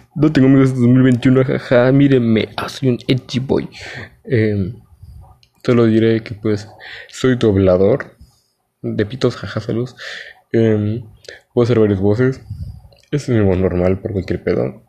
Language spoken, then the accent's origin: Spanish; Mexico; Soy un chico mexicano